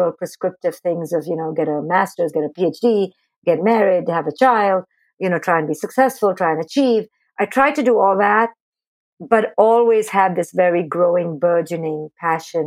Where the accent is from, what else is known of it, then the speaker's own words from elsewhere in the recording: India; moved away as an adult; now in United States; I grew up in India